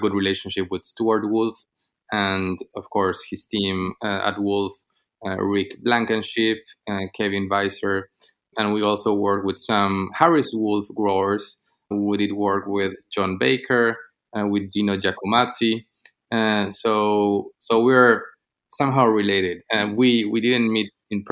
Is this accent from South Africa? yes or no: no; Argentina; moved away as an adult; now in Los Angeles, United States; I'm from Argentina. 3 years ago, I moved to the U.S.